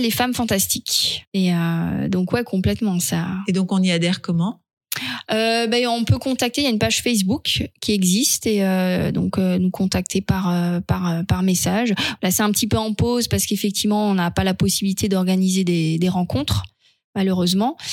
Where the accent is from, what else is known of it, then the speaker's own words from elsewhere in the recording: Alsace, Grand Est, France; je suis alsacienne